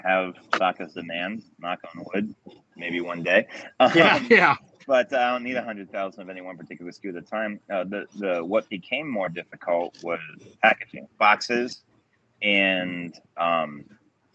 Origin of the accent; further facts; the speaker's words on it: Delaware, United States; growing up in Delaware, where they claim the Italian sandwich was actually invented